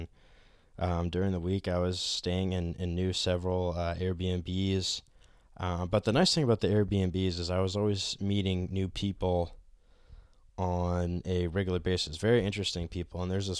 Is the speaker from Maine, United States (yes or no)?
yes; Norway, Maine, United States; It was definitely nothing like the old house that I grew up in Norway, Maine.